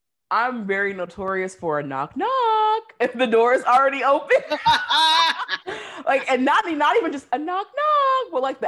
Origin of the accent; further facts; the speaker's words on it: Seattle, Washington, United States; moved away; growing up in the Northwest